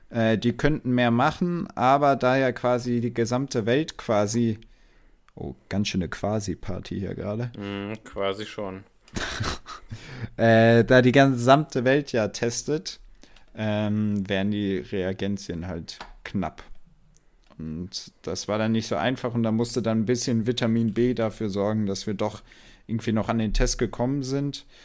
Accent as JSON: {"language": "German", "country": "Portugal", "said": "weil ich bin aus Portugal, wie du, wie du ja weißt, der Rest aber nicht"}